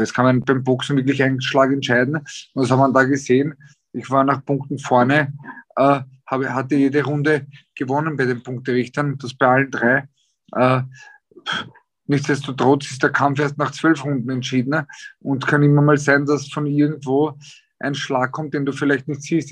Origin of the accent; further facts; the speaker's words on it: Austria; bei uns in Österreich